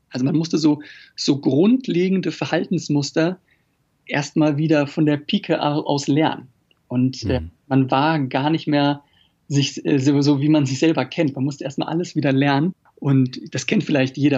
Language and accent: German; Germany; als Deutscher